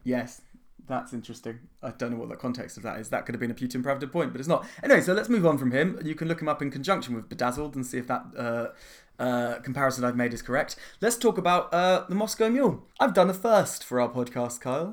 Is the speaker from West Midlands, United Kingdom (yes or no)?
no; London, United Kingdom; I was born in nineteen eighty-six in the Middlesex Hospitals.